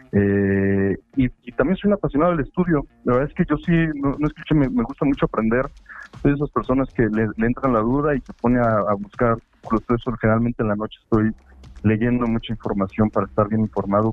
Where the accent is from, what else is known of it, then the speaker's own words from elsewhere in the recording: Puebla, Mexico; also born or lived in Mexico City; Yo, yo llevo toda mi vida viviendo en Puebla, pero nací en Ciudad de México.